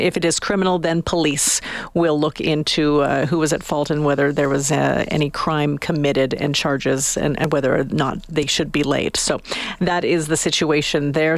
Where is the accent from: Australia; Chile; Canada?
Canada; We're Canadian